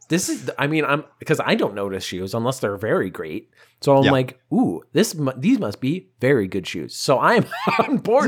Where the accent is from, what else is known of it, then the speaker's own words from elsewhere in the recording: United States; accent: American; I'm American, whatever, because I speak with American accent